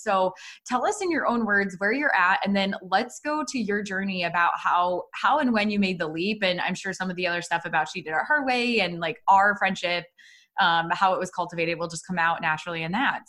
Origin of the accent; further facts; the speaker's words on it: Iowa, United States; moved away as an adult; also born or lived in Des Moines, Iowa / Chicago; we're both from Iowa, but we are from different cities in Iowa